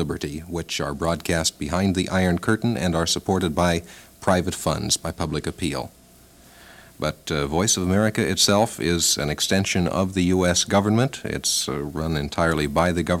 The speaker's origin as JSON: {"language": "English", "country": "United States", "said": "As an American"}